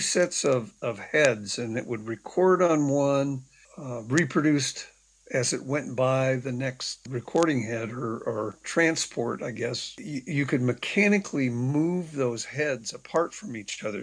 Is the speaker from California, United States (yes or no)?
yes; San Jose, California, United States; I grew up in the Bay Area, San Jose, California